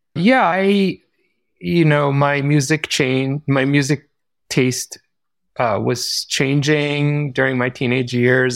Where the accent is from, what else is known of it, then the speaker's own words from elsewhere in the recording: Israel; moved away; I grew up in Israel